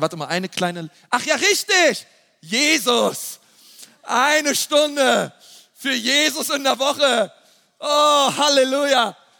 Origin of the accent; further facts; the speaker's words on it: Germany; wir als Deutsche